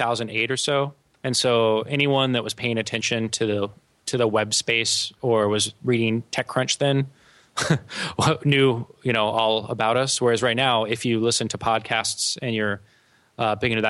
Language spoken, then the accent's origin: English; El Paso, Texas, United States; moved away; I grew up in El Paso, Texas